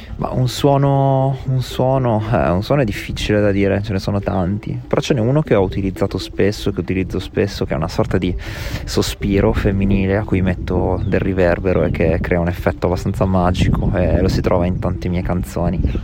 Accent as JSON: {"language": "Italian", "town": "Ravenna", "region": "Emilia-Romagna", "country": "Italy", "tie": "born or raised there", "also_born_or_lived": "Berlin, Germany", "moved": "as an adult", "lives_now": "Bologna, Italy", "said": "Vengo da Ravenna, eh, ho un po' girovagato, ho fatto l'università fuori, ho vissuto a Berlino per un po' di anni e sono approdato a Bologna."}